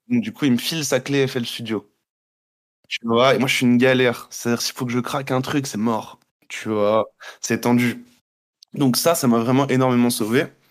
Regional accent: Guadeloupe; moved away as an adult; also born or lived in Montreal; je suis né là-bas. J'ai vécu toute ma vie là-bas

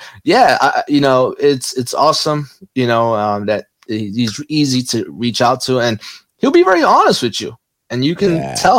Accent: Newark, New Jersey, United States; also born or lived in New Brunswick, New Jersey; growing up in North Newark as a Mexican was not easy

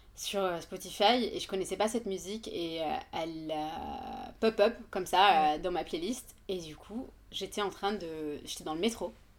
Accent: Yemen; French is a second language; moved away as an adult; also born or lived in Le Havre, France; now in Paris, France; je viens du Yémen, donc. donc je suis née, j'ai grandi là-bas et j'ai fait mes, mon bac là-bas

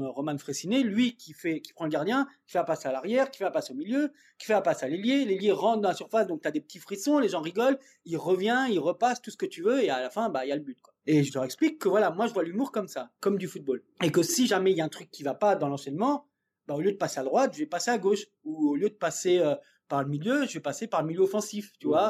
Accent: Dordogne, Nouvelle-Aquitaine, France; moved away; moi je suis de Dordogne, enfin j'ai vécu un petit peu là-bas

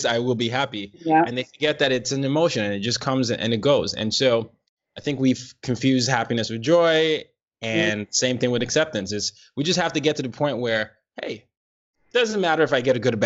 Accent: Nigeria; me being Nigerian

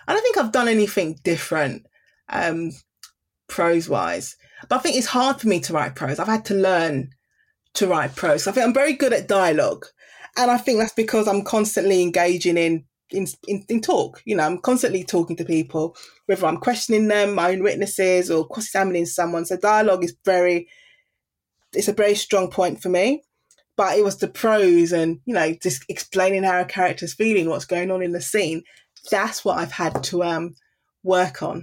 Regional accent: London, United Kingdom; I grew up in Deptford in the Greenwich area

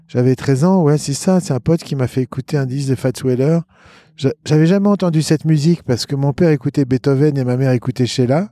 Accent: Lyon, Auvergne-Rhône-Alpes, France; also born or lived in Boston; je suis né à Lyon. Sur le rocher de la Croix-Rousse

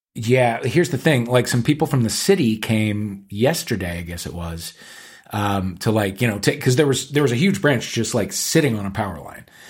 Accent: St. Louis, Missouri, United States; moved away; we're both gays from Saint Louis, Missouri.

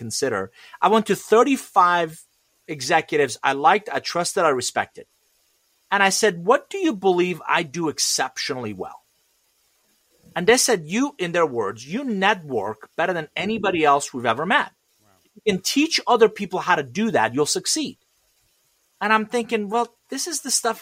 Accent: Iran; English is a second language; now in United States; I'm originally from Iran, and I came to this country with $100, a suitcase, didn't know anybody, didn't speak a word of English

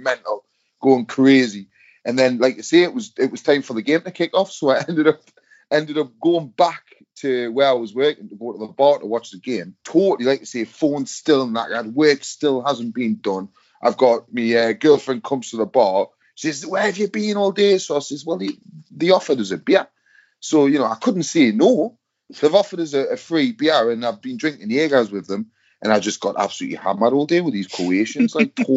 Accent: England, United Kingdom; I'm English

